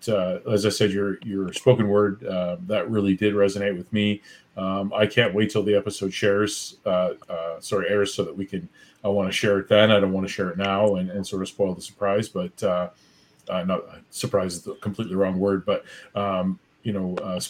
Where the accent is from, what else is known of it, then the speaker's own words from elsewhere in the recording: Newmarket, Ontario, Canada; moved away as an adult; now in Thunder Bay, Canada; I grew up in Newmarket, so not all that far from Orillia.